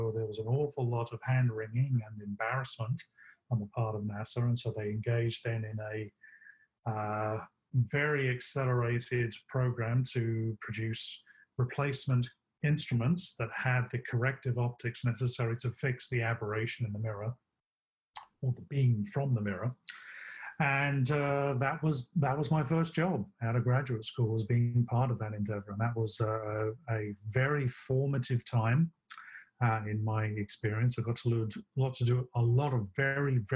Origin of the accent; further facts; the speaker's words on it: London, United Kingdom; moved away as an adult; also born or lived in Birmingham; now in United States; I grew up in Southeast London